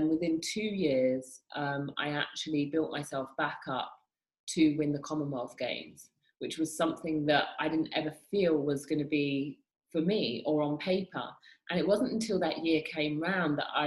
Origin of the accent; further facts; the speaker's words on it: United Kingdom; moved away; I'm from the UK, I'm British.